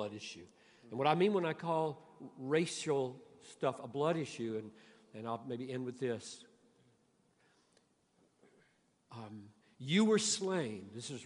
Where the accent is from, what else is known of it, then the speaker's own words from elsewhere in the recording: Greenville, South Carolina, United States; I grew up in Greenville, South Carolina, where separate water fountains, separate swimming pools